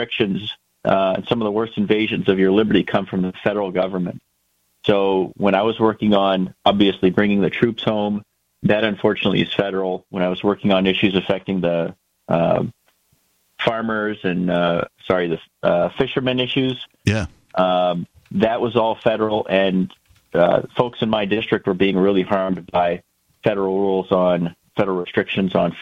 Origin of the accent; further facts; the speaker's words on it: Washington, United States; now in Merrimack, New Hampshire, United States; my home state of Washington